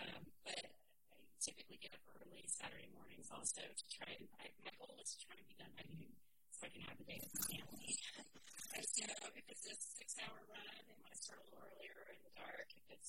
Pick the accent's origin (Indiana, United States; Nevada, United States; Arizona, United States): Arizona, United States; I lived in Arizona for a while, so I grew up some in Arizona.